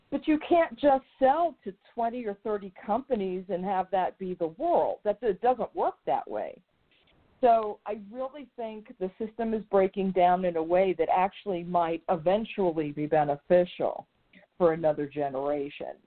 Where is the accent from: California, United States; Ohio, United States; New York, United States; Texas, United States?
New York, United States; moved away; the being a, a native New Yorker